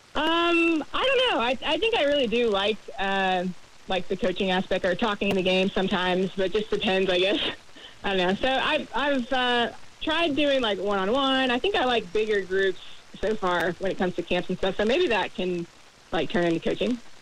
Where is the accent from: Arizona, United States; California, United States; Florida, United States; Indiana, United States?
Florida, United States; Jacksonville; growing up in Jacksonville